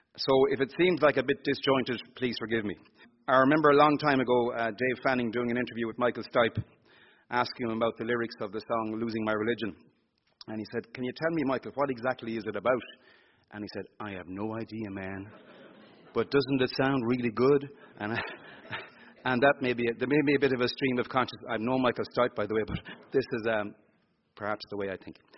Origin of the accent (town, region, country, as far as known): Ireland